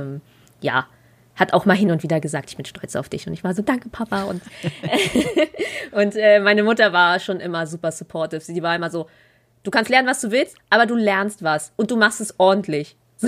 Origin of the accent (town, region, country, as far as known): Berlin, Germany; born or raised there